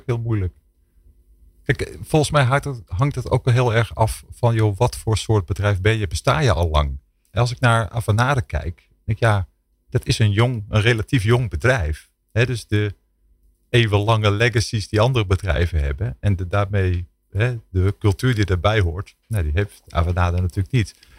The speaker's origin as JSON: {"language": "Dutch", "country": "Netherlands"}